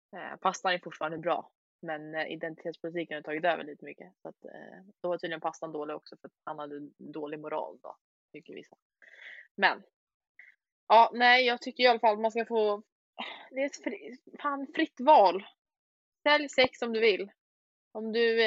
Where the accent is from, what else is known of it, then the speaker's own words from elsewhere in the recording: Sweden; vi andra här i Sverige